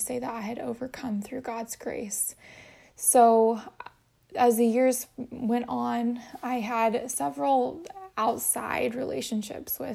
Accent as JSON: {"language": "English", "town": "Boise", "region": "Idaho", "country": "United States", "tie": "born or raised there", "also_born_or_lived": "Chicago / Hawaii", "moved": "as an adult", "lives_now": "San Diego, United States", "said": "I was born in Boise, Idaho"}